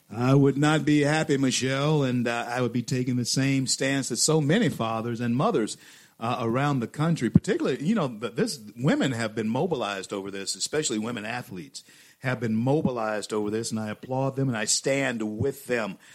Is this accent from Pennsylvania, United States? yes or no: no; Louisiana, United States; my home state of Louisiana